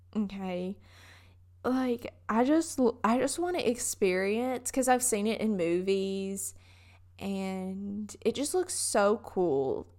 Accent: Southern United States, United States; accent: Southern; my Southern accent comes out really bad

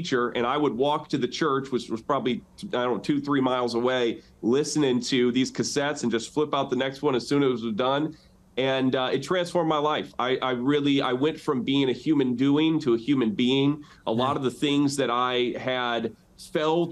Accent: outside of South Bend, Indiana, United States; The church where we came back and planted a church in my hometown. So I'm back in the same town that I got ran out of, outside of South Bend, Indiana

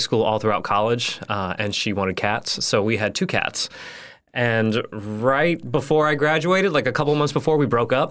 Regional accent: Houston, Texas, United States; moved away as an adult; also born or lived in San Marcos, Texas / Gainesville / Winter Park, Florida / LaBelle, Florida; now in Fort Myers, United States; I grew up in Houston, like a suburb outside of Houston, Texas

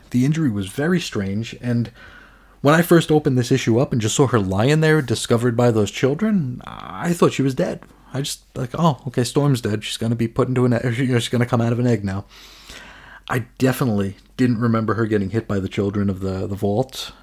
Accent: New York, United States; I'm from New York. It sorta just happens. Uh, cursing is part of my native tongue

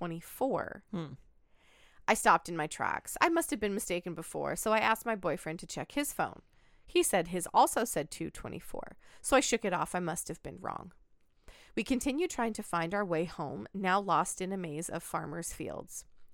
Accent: Pacific Northwest, United States; But it just reminds me of like the area that I grew up in the Pacific Northwest. I literally had so many farms right down the street from me.

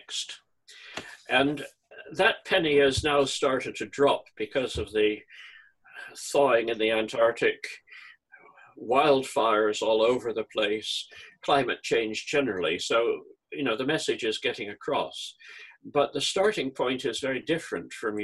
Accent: Calgary, Alberta, Canada; I was born in Calgary, in Alberta, which is within sight of the Rocky Mountains.

